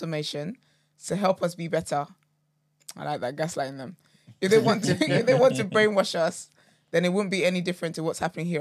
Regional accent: Nigeria; growing up in Nigeria

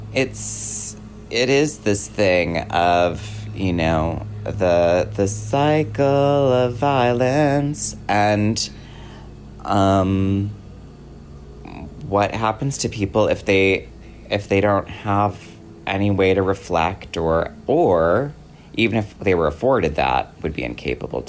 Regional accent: Wisconsin, United States; I grew up in Wisconsin.

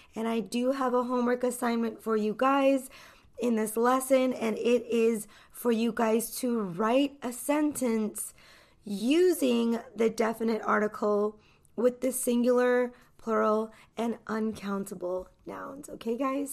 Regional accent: United States; I'm an American English teacher

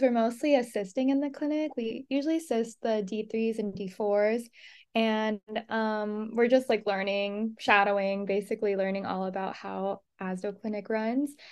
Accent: Los Angeles, California, United States; moved away as an adult; now in Mesa, United States; I'm from Los Angeles, California

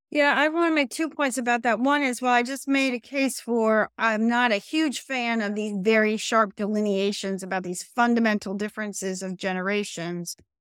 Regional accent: New Jersey, United States; moved away as an adult; also born or lived in Columbia, Missouri; born and raised in New Jersey.

